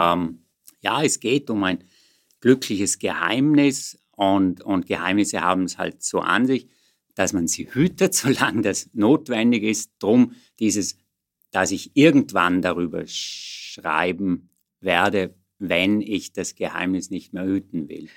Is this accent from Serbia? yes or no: no; Vorarlberg, Austria; moved away as an adult; also born or lived in Vienna; ich bin geborener Vorarlberger, und dann hier in Wien studierend